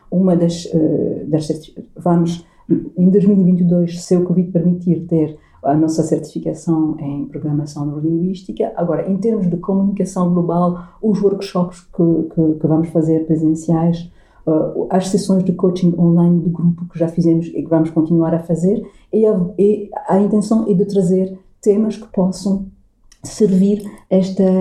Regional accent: Portugal; ser uma portuguesa

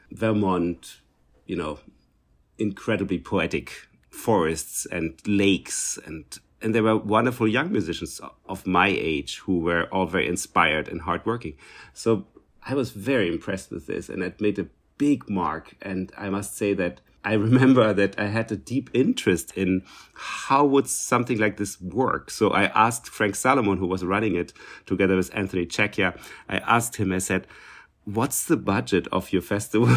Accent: Berlin, Germany; English is a second language; moved away; I came from East Germany, so from East Berlin.

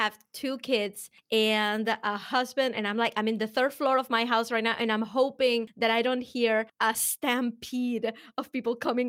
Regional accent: Venezuela; accent: Venezuelan; English is a second language; I am actually from Venezuela. So before you spend the rest of the hour trying to figure out where the accent is coming from, it is Venezuelan.

